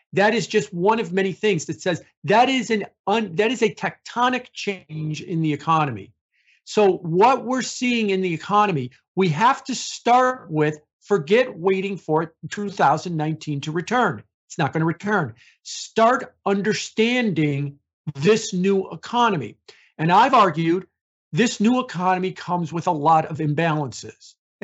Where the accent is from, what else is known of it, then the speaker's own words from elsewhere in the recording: Chicago, Illinois, United States; I'm from Chicago